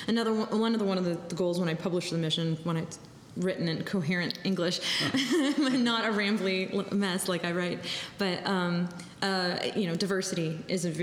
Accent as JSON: {"language": "English", "region": "New Jersey", "country": "United States", "moved": "yes", "said": "I'm from New Jersey"}